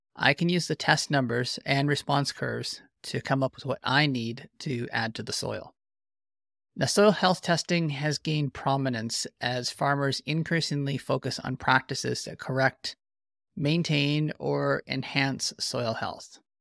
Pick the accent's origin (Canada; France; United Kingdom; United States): Canada